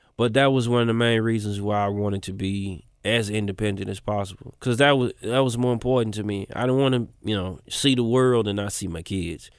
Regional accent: Memphis, Tennessee, United States; I spent maybe since I was, like, twelve till I was thirty in East Memphis

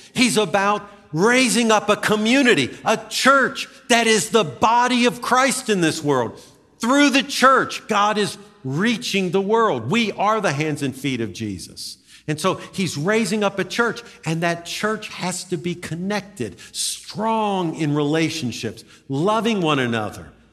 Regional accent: United States; I'm an American.

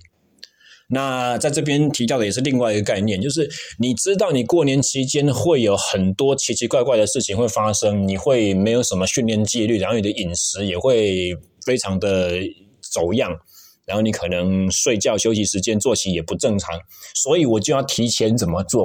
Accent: Taichung, Taiwan; moved away; 像我就是台中人嘛

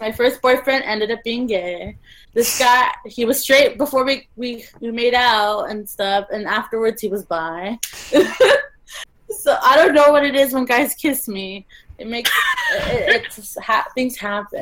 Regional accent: Los Angeles, California, United States; moved away as an adult; now in Toronto, Canada; I'm from Los Angeles

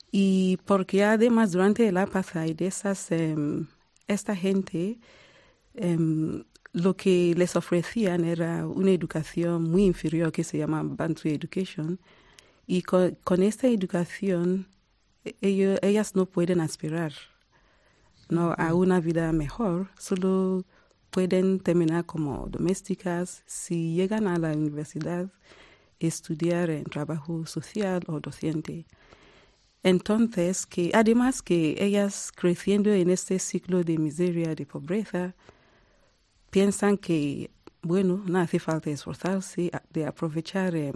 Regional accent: Nigeria; now in South Africa; 20 años em, viviendo en Sudáfrica y soy nigeriana y también sudafricana.

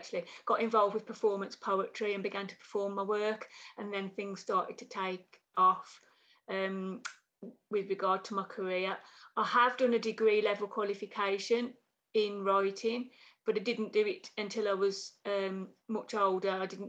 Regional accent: Black Country, West Midlands, United Kingdom; I'm from the, like Brendan, I'm from the Black Country.

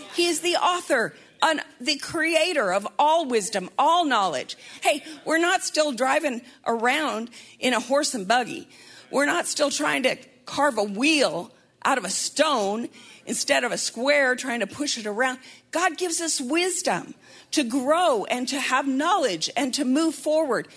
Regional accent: Montana, United States; moved away; I'm from Montana

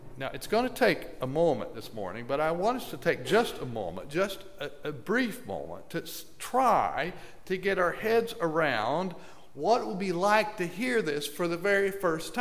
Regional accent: Guthrie, Oklahoma, United States; moved away; In case it's not clear from my accent and my demeanor, I'm a country kid from Oklahoma.

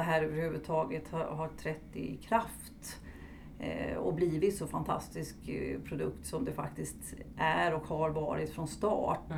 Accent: Stockholm, Stockholm County, Sweden; moved away as an adult; now in Halmstad, Sweden; numera är jag boendes i Halmstad men jag är uppvuxen i Stockholm

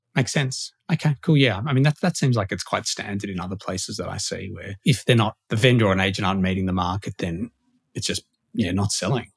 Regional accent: Sydney, New South Wales, Australia; moved away; I'm from Sydney originally, so like not used to big land

